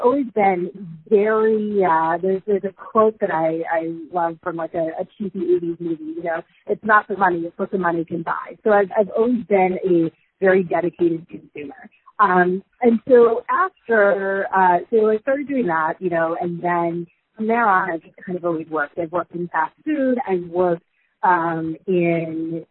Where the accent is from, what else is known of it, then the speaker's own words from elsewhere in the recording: rural Michigan, United States; I grew up in a sort of 300 people in rural Michigan